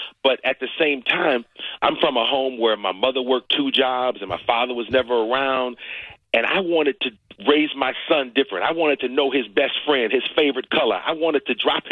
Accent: Cleveland, Ohio, United States; moved away; I'm from Cleveland, Ohio. I grew up in a neighborhood where Jim Brown was the famous person in my neighborhood

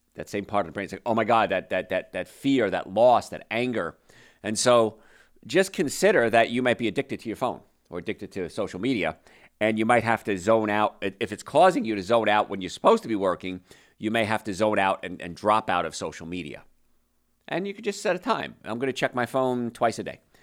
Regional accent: New Jersey, United States; I grew up in New Jersey

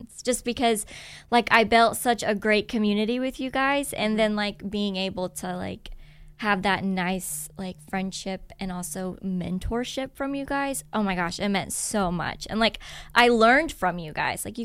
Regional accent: Richmond, Indiana, United States; moved away as an adult; also born or lived in Muncie, Indiana; now in Dayton, United States; So I grew up in Richmond, Indiana, and I ended up going to college at Ball State University, which is located in Muncie, Indiana.

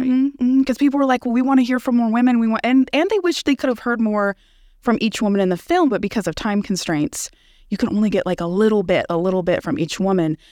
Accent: Bay Area, California, United States; moved away as an adult; also born or lived in Los Angeles, California; now in Tulsa, United States; I'm from California. I'm from the Bay Area, and I lived in L A for three years before I came here

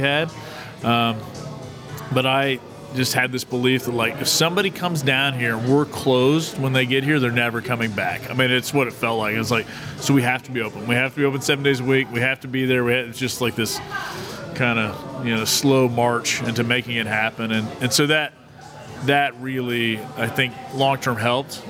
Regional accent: Tulsa, Oklahoma, United States; also born or lived in Broken Arrow, Oklahoma; I have a lot of pride about my hometown

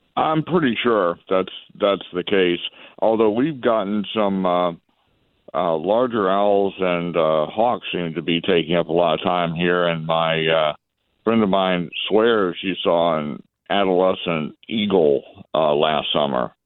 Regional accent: northwest Tennessee, United States; my hometown, neck of the woods, uh, in northwest Tennessee

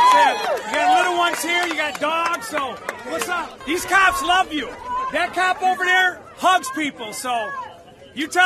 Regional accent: Michigan, United States; If you didn't know, I'm originally from Michigan. I kind of went all around the place. My parents like to move

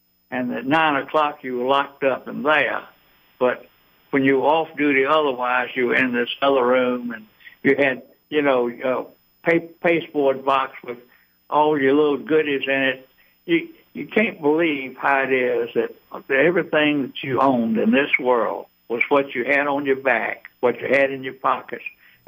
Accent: Eden, United States; now in Atlanta, United States; Well, I grew up in Eden, but I'm and been in Atlanta since 1953, so I'm an Atlantan.

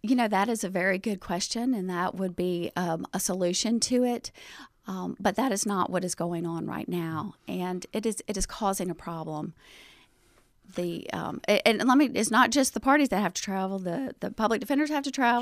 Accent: Chamblee, Georgia, United States; moved away as an adult; now in Athens, United States; I'm from DeKalb County. I grew up, um, at the time it was called Chambly

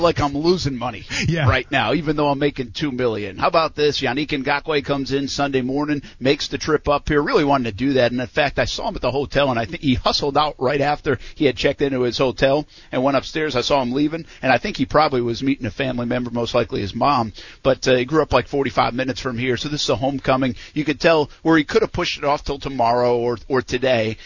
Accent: East Providence, Rhode Island, United States; Actually, I'm from East Providence, Rhode Island, but today I'm from Owings Mills

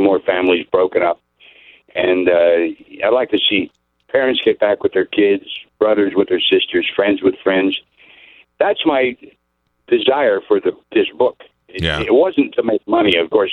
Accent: Pennsylvania, United States; I grew up in Pennsylvania in the coal mining area

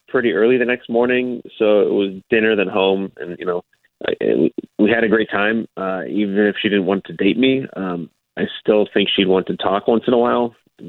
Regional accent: San Antonio, Texas, United States; also born or lived in Louisiana; So I grew up in San Antonio for the most part. Moved from Louisiana when I was a kid, so I've been here a while.

